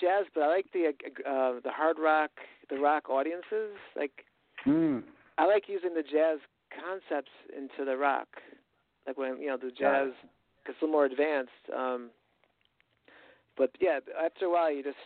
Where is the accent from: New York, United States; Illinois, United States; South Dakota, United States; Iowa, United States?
New York, United States; I'm from New York. I'm still in New York right now